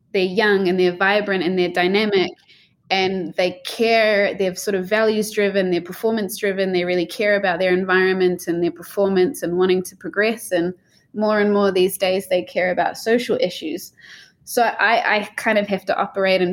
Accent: New Zealand; growing up in New Zealand

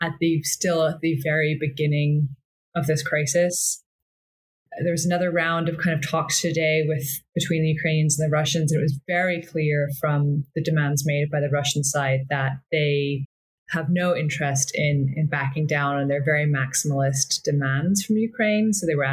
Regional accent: Scotland, United Kingdom; I'm from Scotland, although my accent doesn't really give it away much anymore

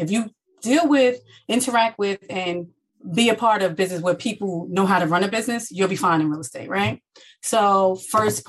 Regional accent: Jersey City, New Jersey, United States; I am from New Jersey, born and raised in Jersey City, New Jersey

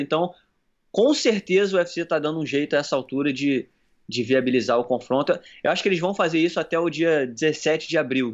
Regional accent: Brazil; eu sou do Brasil

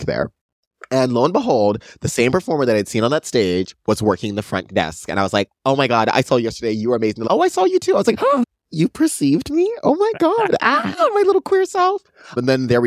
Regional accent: San Diego, California, United States; Born and raised here my entire life

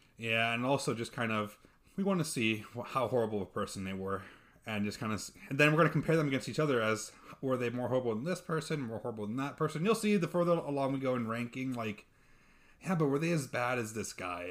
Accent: Texas, United States; I'm Texan

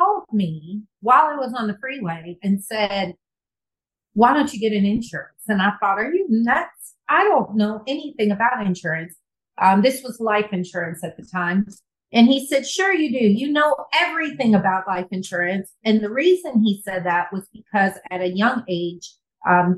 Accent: California, United States; moved away as an adult; also born or lived in Birmingham; growing up in California

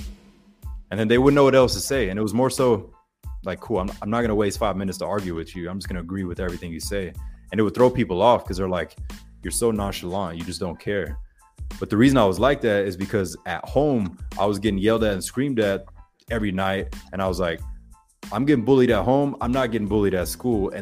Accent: Pensacola, Florida, United States; accent: Floribama; from Pensacola, Florida. So Floribama, you probably hear multiple accents sometimes when I talk, but it's right there, 15 minutes away from Alabama, Panhandle, Florida. But my high school was split

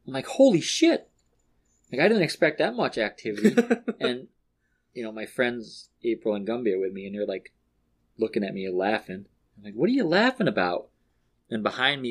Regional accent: New York, United States; now in Florida, United States; I'm from New York

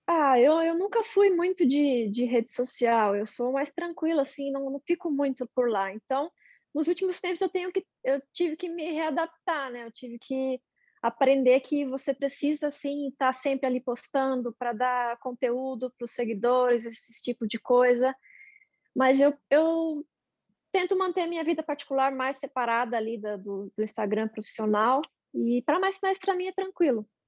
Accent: São Bernardo do Campo, São Paulo, Brazil; Sou de São Bernardo.

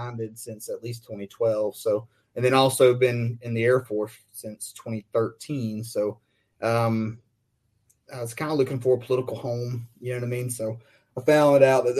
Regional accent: South Alabama, United States; moved away; growing up in South Alabama

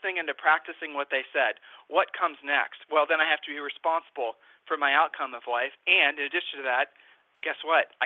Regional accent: Ohio, United States; We're from Ohio

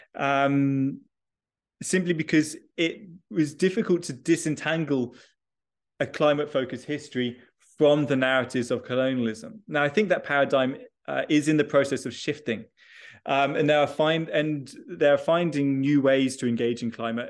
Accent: United Kingdom; moved away; I am originally British uh, and I did all my schooling. Uh, in the UK

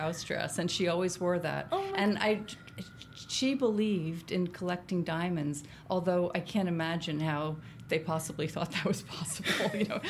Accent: Reading, Pennsylvania, United States; Reading, Pennsylvania.

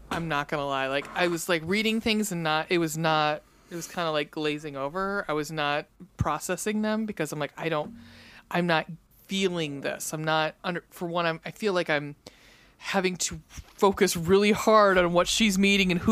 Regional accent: Cleveland, Ohio, United States; We're from Cleveland

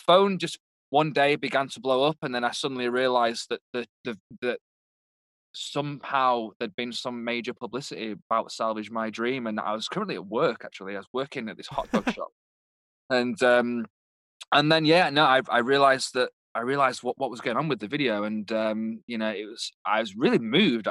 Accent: United Kingdom; moved away; I'm obviously British

